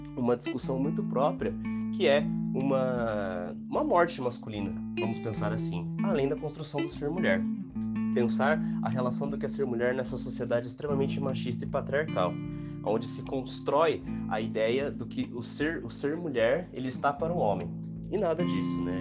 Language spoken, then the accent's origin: Portuguese; São José, Santa Catarina, Brazil; sou de São José, Santa Catarina, na Grande Florianópolis